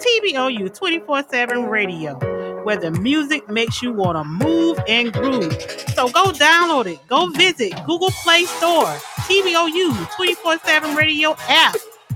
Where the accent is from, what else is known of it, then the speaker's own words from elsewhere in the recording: Florida, United States; moved away; I'm from Florida